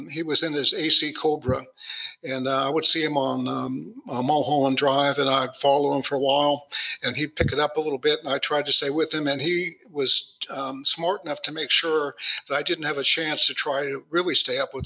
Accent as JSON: {"language": "English", "town": "Los Angeles", "region": "California", "country": "United States", "tie": "born or raised there", "said": "I grew up in Hollywood"}